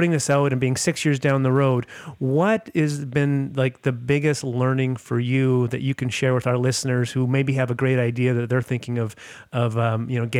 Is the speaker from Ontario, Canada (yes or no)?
no; Whitehorse, Yukon, Canada; moved away; I'm from Whitehorse, Yukon, Flo, originally.